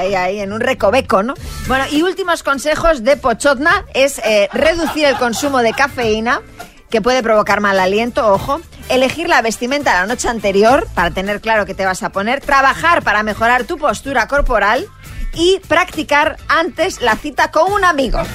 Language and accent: Spanish; Argentina; now in Barcelona, Spain; Como soy argentina